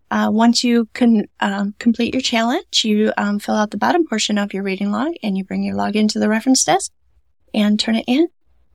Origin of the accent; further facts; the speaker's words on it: Stanton, Michigan, United States; also born or lived in Greenville; Yeah, I grew up in Stanton.